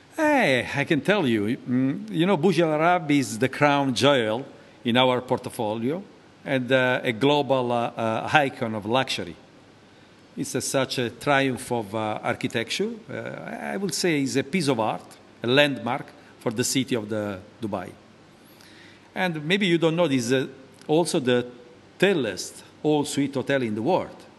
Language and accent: English; Naples, Campania, Italy; moved away; I was born in Naples, uh, a beautiful city in the south of uh, Italy.